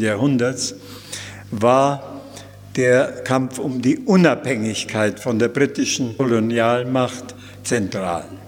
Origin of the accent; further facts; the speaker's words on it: Germany; moved away as an adult; also born or lived in India; als Deutscher